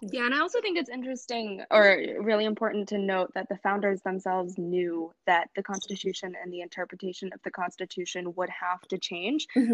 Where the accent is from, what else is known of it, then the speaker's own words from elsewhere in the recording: South Carolina, United States; I'm from South Carolina